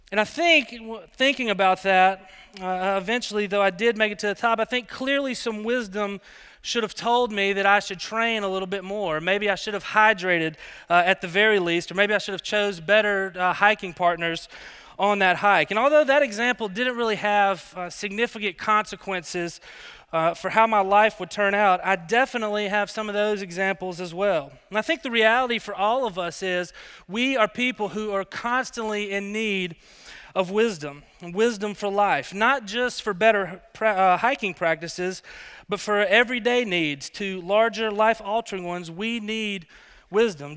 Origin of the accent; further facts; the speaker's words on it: Alabama, United States; moved away as an adult; also born or lived in Colorado; I grew up in Alabama